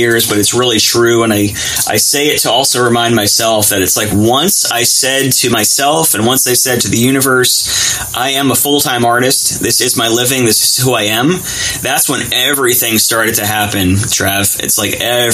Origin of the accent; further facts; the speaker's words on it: Jersey Shore, New Jersey, United States; growing up in Jersey Shore